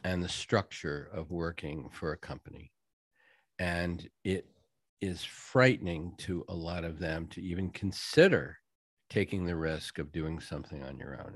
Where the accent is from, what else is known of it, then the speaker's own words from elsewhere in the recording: New England, United States; moved away; I'm from New England originally